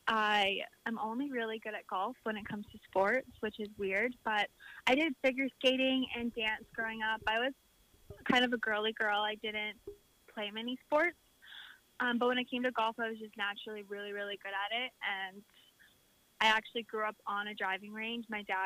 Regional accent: Duncan, British Columbia, Canada; I'm at Vancouver Island, Duncan. That's my hometown. When it happened, I was in Arizona because I play some tournaments down there in the winter. I try to escape the cold here in Canada.

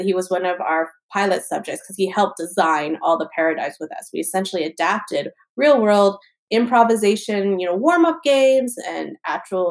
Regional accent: East Coast, United States; I am from the East Coast, so I still speak really fast

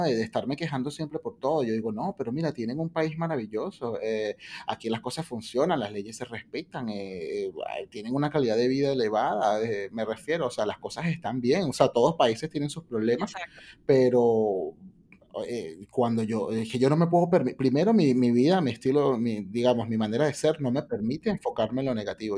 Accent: Venezuela; nosotros como venezolanos

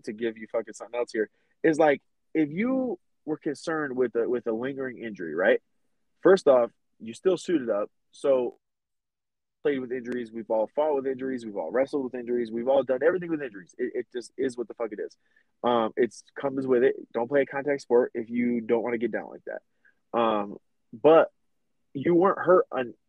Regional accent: Middletown, Connecticut, United States; we're both from Middletown, Connecticut

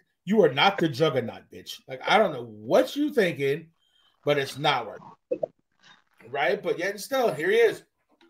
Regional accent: Canada; I'm fucking Canadian.

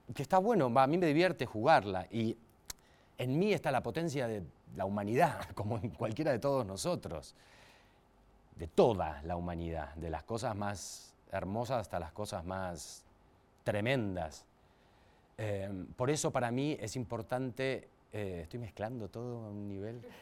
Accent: Mar del Plata, Buenos Aires Province, Argentina; now in Buenos Aires, Argentina; soy de Mar del Plata

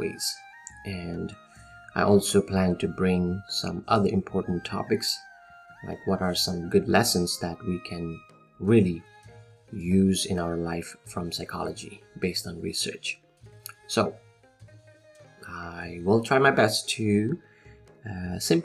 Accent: Nepal; also born or lived in Sri Lanka; now in California, United States; I'm originally from Nepal. Currently, I'm in California.

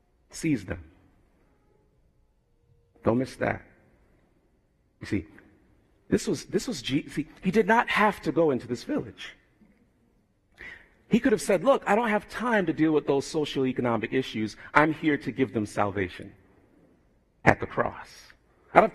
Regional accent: United States; I have Jamaican background, although I'm born in America

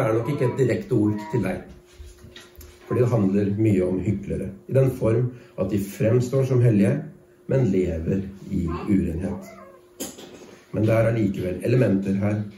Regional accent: Norway; jeg som nordmann

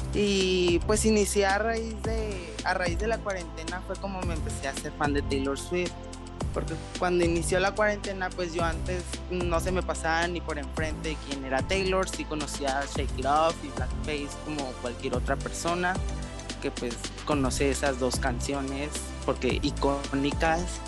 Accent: Sonora, Mexico; soy de Sonora, México.

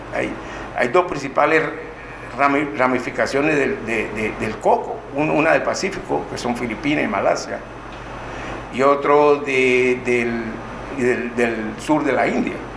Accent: Colón, Panama; nací yo, en Colón

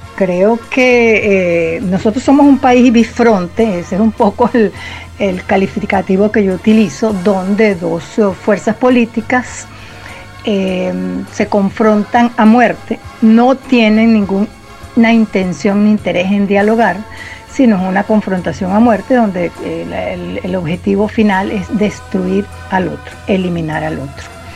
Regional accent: Venezuela; como venezolanas y venezolanas

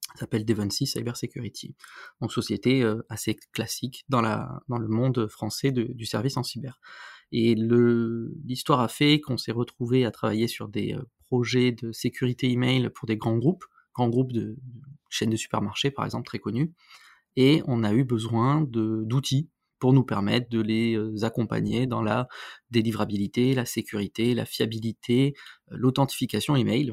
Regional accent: France; chez nous en France

